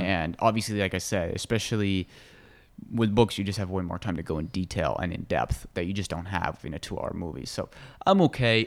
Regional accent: United States; I grew up in America and have a very Western view of the world

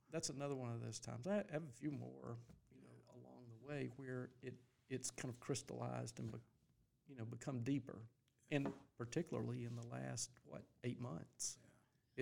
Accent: Greenville, South Carolina, United States; born or raised there; also born or lived in Louisville, Kentucky

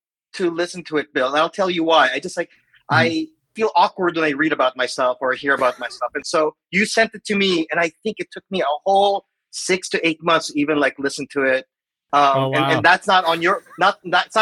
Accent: Manila, Metro Manila, Philippines; moved away as an adult; also born or lived in San Francisco, United States; now in Seattle, United States; I was born and raised in the Philippines. I lived there in Manila for 25 years.

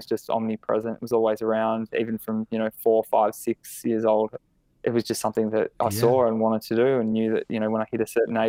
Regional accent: Melbourne, Victoria, Australia; I grew up in Ivanhoe, which is a little suburb in Melbourne, sort of leafy, riverside suburb, really nice area.

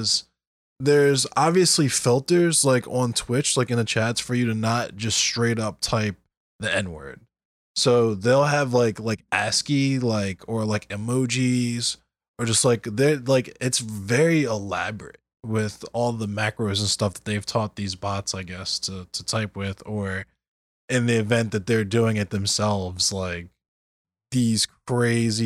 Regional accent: Baltimore County, Maryland, United States; also born or lived in Dayton, Ohio; I went to school and lived and pretty much grew up in Baltimore County.

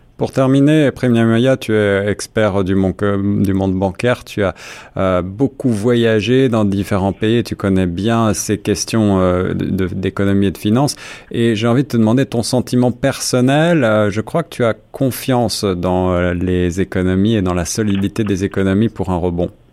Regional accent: Canada; chez nous au Canada

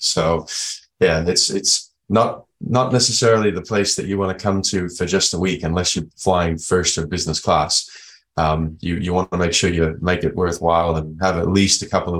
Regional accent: Boston, Massachusetts, United States; moved away as an adult; now in Perth, Australia; I grew up in Boston, so I'm originally from the US. I've lived over here since I was 21.

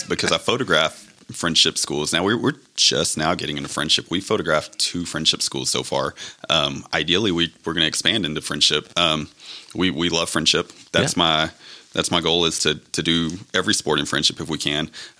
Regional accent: Levelland, Texas, United States; also born or lived in Lubbock, Texas / Frenship, Texas; I grew up in Lubbock. I was born in Leveland. Lived in Leveland until junior high.

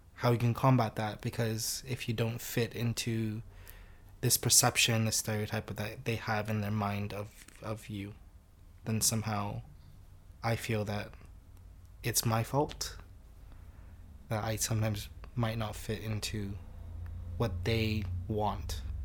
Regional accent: United States; also born or lived in Singapore; now in United Kingdom; I grew up in the U S.

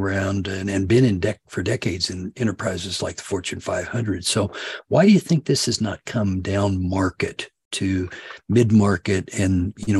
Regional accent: Kansas, United States; I always tell people I'm from Kansas

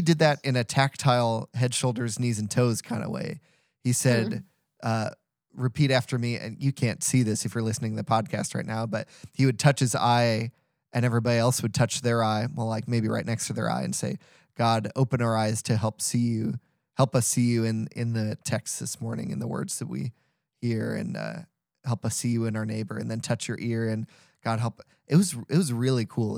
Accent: St. Louis, Missouri, United States; I'm from St. Louis

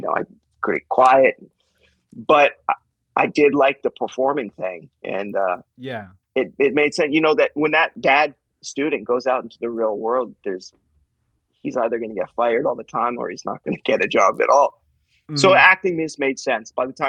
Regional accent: Calgary, Alberta, Canada; You know, Calgary is my hometown. It is my hometown. But my mom and I grew up in a kind of a gypsy lifestyle. I lived in, I counted it the other day for this, like 13 different cities growing up.

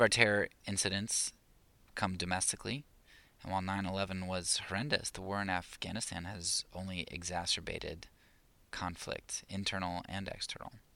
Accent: United States; I'm an American

